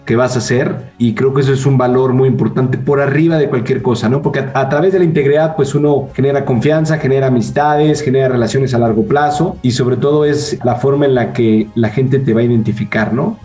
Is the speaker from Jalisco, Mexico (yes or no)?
no; Mexico City, Mexico; nací en la Ciudad de México.